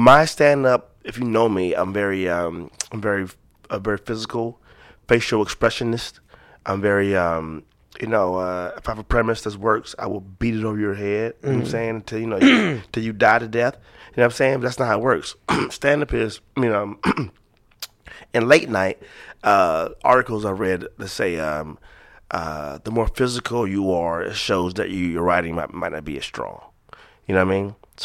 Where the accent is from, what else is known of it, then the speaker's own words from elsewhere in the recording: the South, United States; I'm from the South